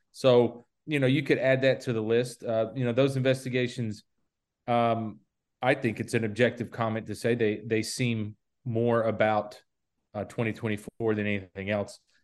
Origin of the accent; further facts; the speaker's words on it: the South, United States; you and I grew up in the South